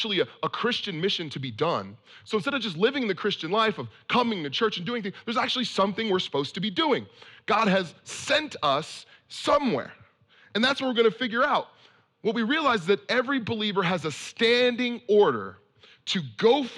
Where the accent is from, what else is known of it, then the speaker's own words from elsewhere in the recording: Bay Area, California, United States; now in San Francisco, United States; I grew up in the Bay Area in California, and I bounced all around this place